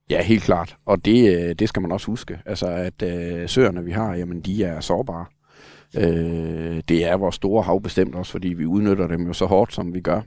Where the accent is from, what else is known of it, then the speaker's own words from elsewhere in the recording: Denmark; jeg kommer fra Sønderland, hvor vi havde nogle lokale mosehuller